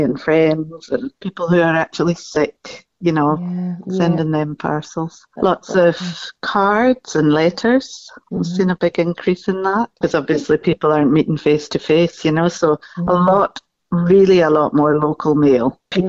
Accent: Kirkinner, Scotland, United Kingdom; moved away as an adult; also born or lived in Australia; now in Wigtown, United Kingdom; I came back from Australia last year, and it was a really good way to come home, you know. I was born on a farm just outside Kirkinner.

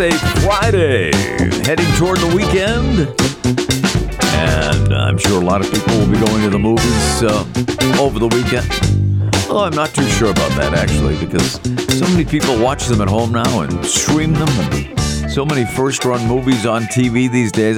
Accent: Scotland, United Kingdom; I'm Scottish

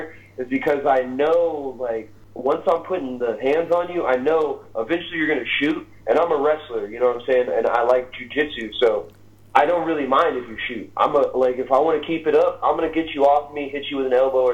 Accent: Little Rock, Arkansas, United States; my hometown of Little Rock, Arkansas

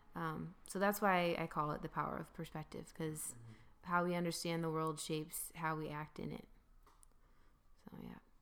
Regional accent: Grand Rapids, Michigan, United States; I'm from Grand Rapids, Michigan

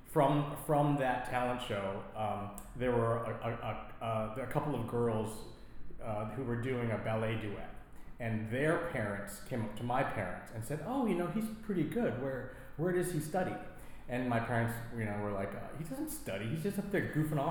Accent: Orange County, Southern California, United States; I'm from Orange County in Southern California.

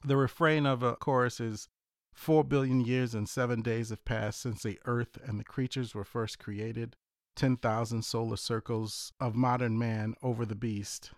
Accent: South Louisiana, United States; moved away; also born or lived in Ithaca, New York; That comes from the Creole in me. So, South Louisiana.

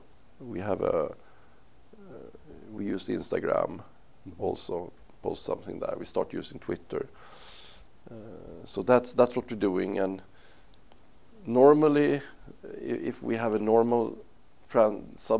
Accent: Uppsala, Uppsala County, Sweden; I am from Uppsala, which is like 1 hour from Stockholm, north

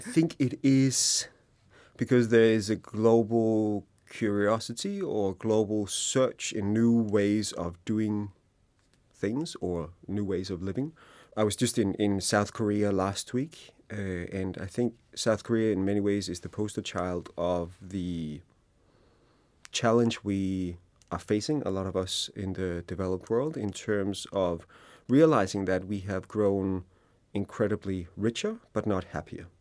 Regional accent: Denmark; we also in Denmark see Hooghly as part of our cultural D N

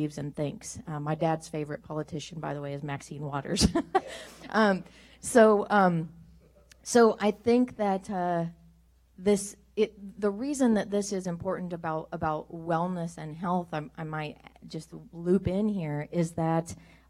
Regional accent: Kansas, United States; I come from Kansas

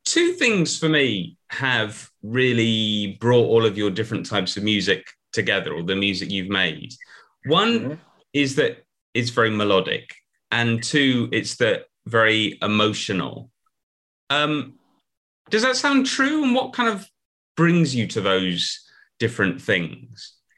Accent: United Kingdom; I'm I'm a British person of a certain age

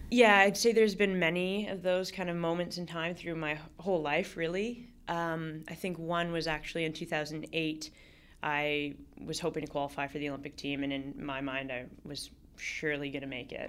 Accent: Toronto, Ontario, Canada; also born or lived in Vancouver; I grew up in Toronto

